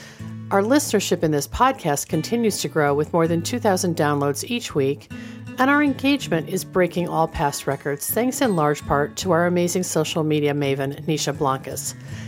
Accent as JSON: {"language": "English", "town": "Millburn", "region": "New Jersey", "country": "United States", "tie": "born or raised there", "said": "I grew up in Millburn, New Jersey, and graduated from Rutgers College with a bachelor's degree in political science."}